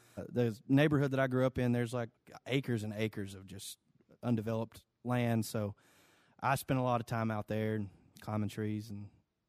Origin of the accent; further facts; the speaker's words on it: London, Kentucky, United States; I was raised in London, Kentucky.